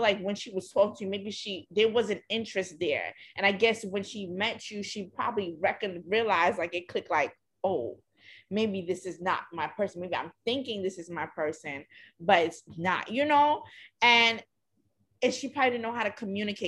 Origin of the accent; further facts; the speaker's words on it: New York, United States; growing up in New York.